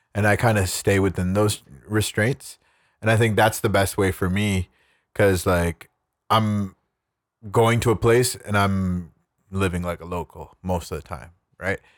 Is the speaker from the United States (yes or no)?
no; Canada; I'm Canadian